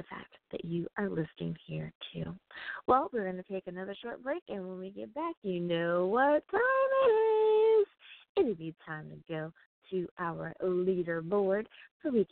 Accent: United States; I do love my home country so much

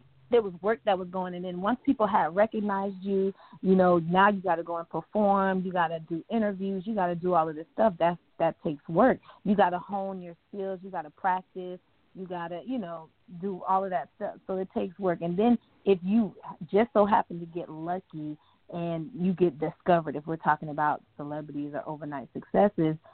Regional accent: Fort Myers, Florida, United States; now in Tampa, United States; I'm originally from Fort Myers

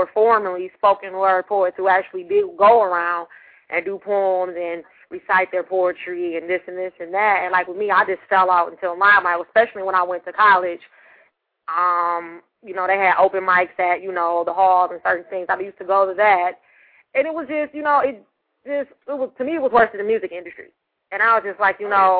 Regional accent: Detroit, Michigan, United States; I'm from Detroit

